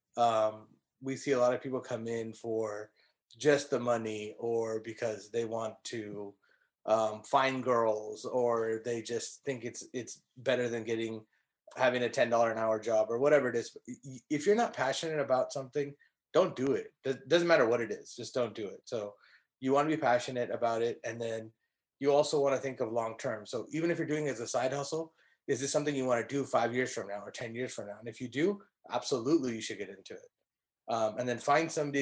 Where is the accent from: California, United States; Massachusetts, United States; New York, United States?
California, United States; now in Dallas, United States; I'm from California